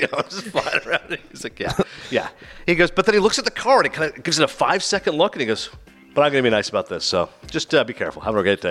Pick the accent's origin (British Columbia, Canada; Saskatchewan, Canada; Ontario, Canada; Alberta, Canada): Ontario, Canada; Toronto; I'm from Toronto